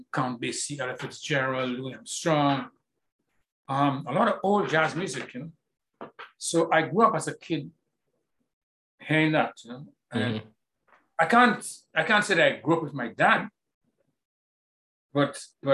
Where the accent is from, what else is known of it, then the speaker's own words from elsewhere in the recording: Castries, St. Lucia; I grew up in the middle of Castries